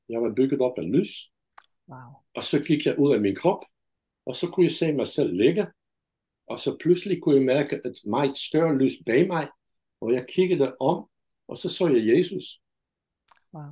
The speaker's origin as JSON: {"language": "Danish", "country": "Netherlands", "also_born_or_lived": "India / Denmark", "second_language": "Danish", "moved": "as an adult", "lives_now": "Brædstrup, Denmark", "said": "jeg er fra Holland"}